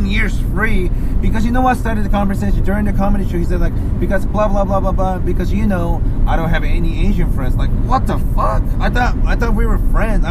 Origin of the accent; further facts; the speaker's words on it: Kansai, Japan; moved away; my hometown in Japan